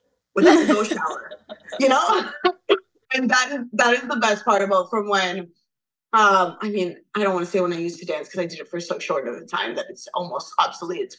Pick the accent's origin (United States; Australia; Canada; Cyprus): Canada; Toronto, Ontario; I'm from Toronto